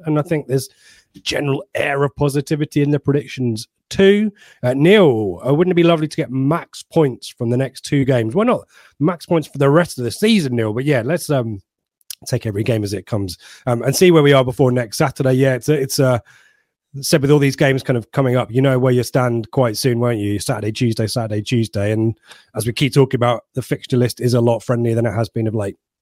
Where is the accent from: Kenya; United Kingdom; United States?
United Kingdom; Ipswich, East of England; I'm from Ipswich. I'm representing Ipswich here